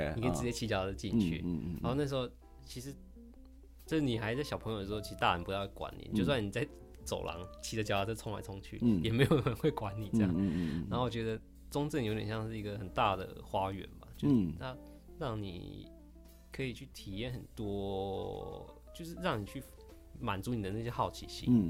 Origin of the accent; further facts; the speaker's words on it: Minxiong, Chiayi County, Taiwan; 对对对，我在三星国小。